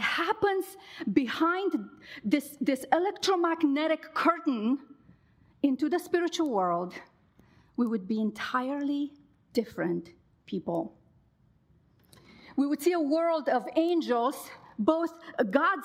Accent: Romania; now in United States; I grew up in Romania in the 80s, a very volatile time in our country

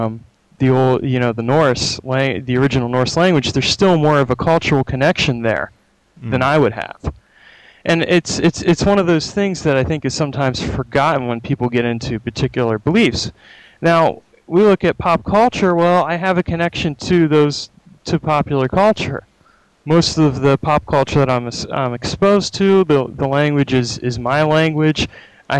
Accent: United States; I'm an American. My experiences are filtered through American culture

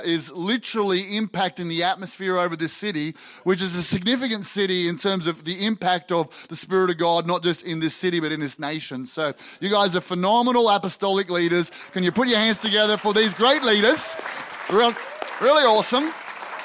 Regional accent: Australia; I'm an Aussie

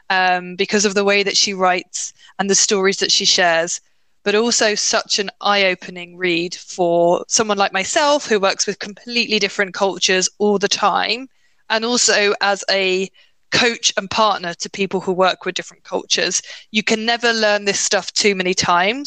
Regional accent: United Kingdom; as a British person, sorry, a UKer

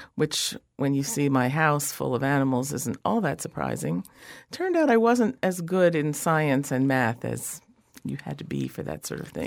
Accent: Willingboro, New Jersey, United States; I'm from Willingboro, which was actually a Levittown.

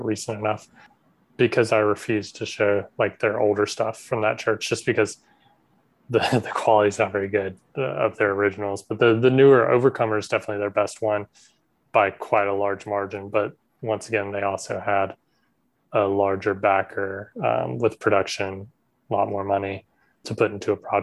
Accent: South Georgia, United States; I grew up in South Georgia

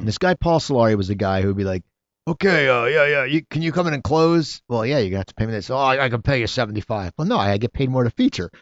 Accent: near Philadelphia, Pennsylvania, United States; growing up near Philadelphia

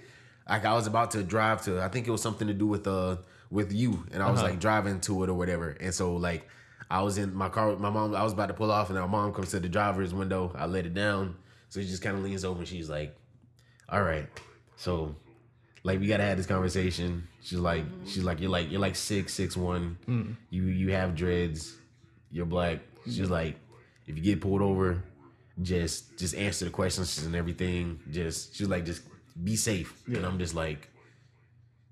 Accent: Georgia, United States; I'm from Georgia

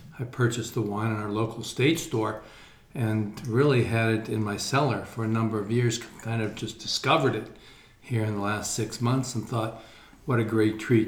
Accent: Fox Chapel, Pennsylvania, United States; I'm from the Fox Chapel area.

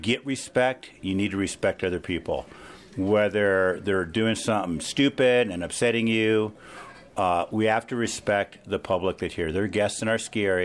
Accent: Los Angeles, California, United States; now in Mesa, United States; I grew up in East L.A.

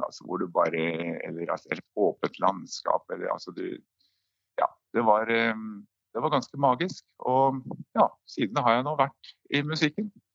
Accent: Brumunddal, Innlandet, Norway; Brumunddal, der jeg vokste opp

